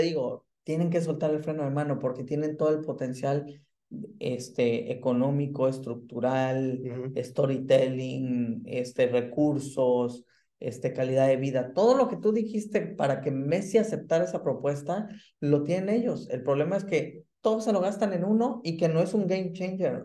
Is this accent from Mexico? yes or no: yes; Mexico; now in Germany; como mexicano